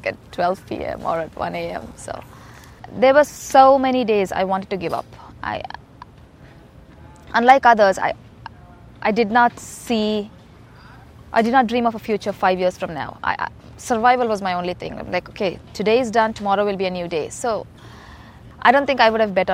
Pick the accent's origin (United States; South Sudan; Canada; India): India; Hyderabad, Telangana; moved away; I grew up in India, in a city called Hyderabad.